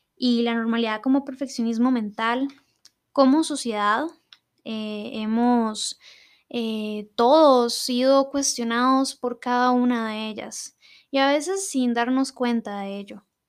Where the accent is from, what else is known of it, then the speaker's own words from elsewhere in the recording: Costa Rica; acá en mi país, Costa Rica